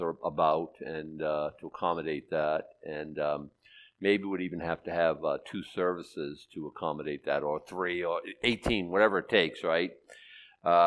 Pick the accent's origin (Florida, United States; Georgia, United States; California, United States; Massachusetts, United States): Massachusetts, United States; Boston; I was born in Boston